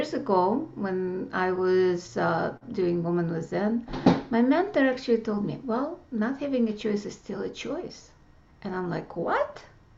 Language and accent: English; Russia; moved away; growing up in Russia